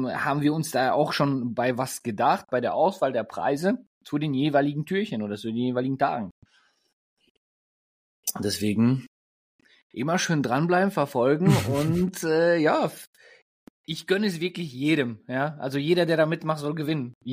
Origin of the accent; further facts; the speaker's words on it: Germany; als Deutscher, ich bin ja, ähm, wie man schon in den, oder wenn, wenn ihr uns zugehört habt oder wenn ihr uns schon länger verfolgt, ähm, bin ich des Öfteren mal, ähm, als ich noch in Deutschland gewohnt habe, in Österreich ähm, zum Skifahren unterwegs gewesen.